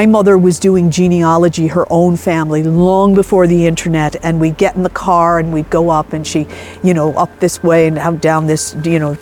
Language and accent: English; Connecticut, United States; moved away as an adult; now in Tulla, Ireland; I grew up in Connecticut, and I came over one summer to visit cousins